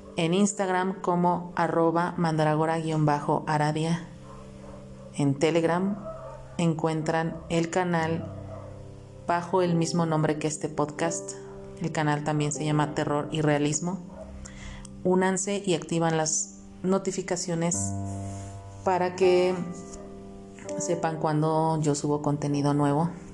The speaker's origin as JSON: {"language": "Spanish", "country": "Mexico", "said": "aquí en mi país, en donde yo radico, que es en México"}